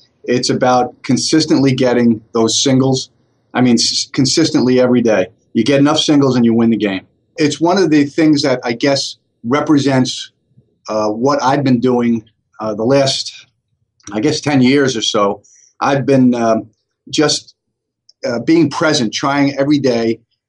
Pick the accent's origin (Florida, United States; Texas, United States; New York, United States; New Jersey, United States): New York, United States; Staten Island; I was born and raised in Staten Island, and we came from a very wealthy family.